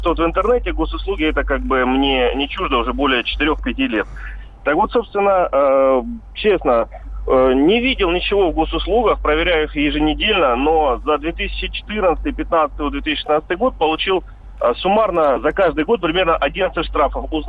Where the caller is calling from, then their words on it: Rostov-on-Don, Rostov Oblast, Russia; А, я из Ростова-на-Дону